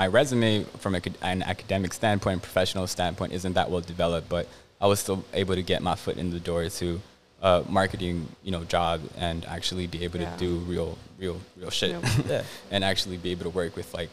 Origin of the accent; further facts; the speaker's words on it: Los Angeles, California, United States; growing up in Southeast